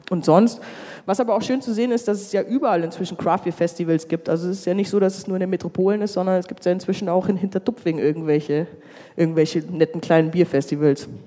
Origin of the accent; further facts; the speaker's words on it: Munich, Bavaria, Germany; weil ich komme aus München und habe eigentlich nicht wirklich Bier getrunken damals.